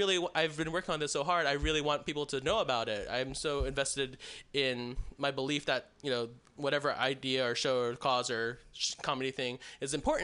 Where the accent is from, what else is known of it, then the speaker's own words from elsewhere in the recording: Texas, United States; moved away as an adult; also born or lived in Chicago / San Diego; now in California, United States; After I moved out of Texas, which I'm from Texas